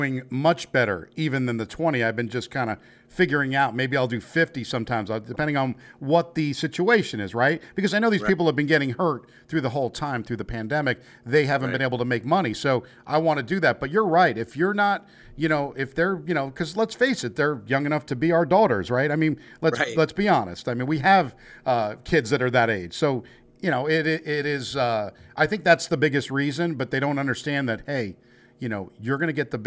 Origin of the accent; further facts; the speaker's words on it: United States; accent: New York; moved away as an adult; also born or lived in New Jersey; I'm from New Jersey and New York originally.